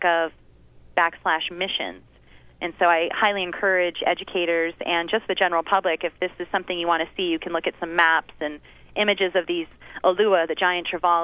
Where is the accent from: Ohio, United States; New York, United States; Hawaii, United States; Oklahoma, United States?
Hawaii, United States; Big Island; I born and raised in Hawaii, living on the Big Island my whole life